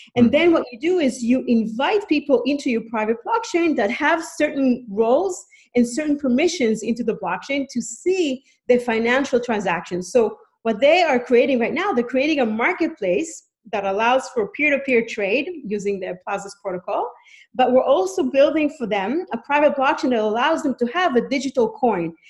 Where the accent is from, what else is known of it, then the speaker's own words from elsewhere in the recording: Israel; moved away as an adult; now in Canada; I'm from Canada. I mean, I'm originally from Israel, but I've been a Canadian since birth, and I've been living in Canada for the past 11 years